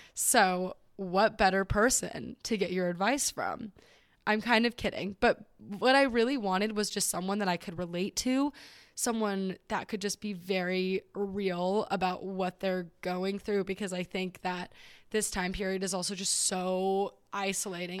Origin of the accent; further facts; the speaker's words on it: Southern California, United States; I am from Southern California